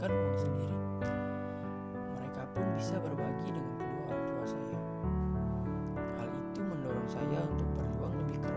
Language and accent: Indonesian; Curug, Banten, Indonesia; born there; Saya lahir di Curug 5 Oktober